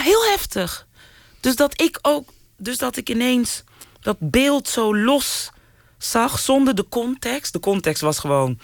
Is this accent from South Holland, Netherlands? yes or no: yes; Rotterdam, South Holland, Netherlands; also born or lived in Suriname; ik kom gewoon uit Rotterdam-Zuid.